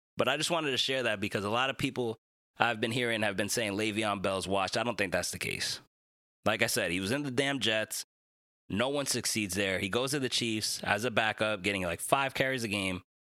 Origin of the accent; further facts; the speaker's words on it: Dominican Republic; my fellow Dominican brother